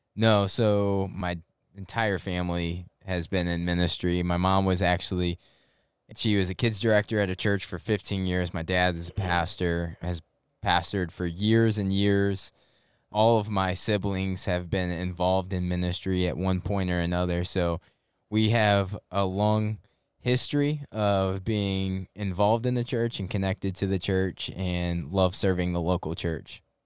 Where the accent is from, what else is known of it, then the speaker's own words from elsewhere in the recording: St. Louis, Missouri, United States; moved away as an adult; now in Jacksonville, United States; I actually grew up in Saint Louis, Missouri. Grew up there, lived twenty-two years of my life